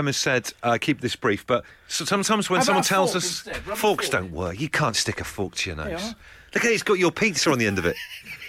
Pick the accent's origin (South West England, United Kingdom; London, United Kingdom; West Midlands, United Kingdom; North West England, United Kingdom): South West England, United Kingdom; Trowbridge; also born or lived in Devon; growing up in Trowbridge as I did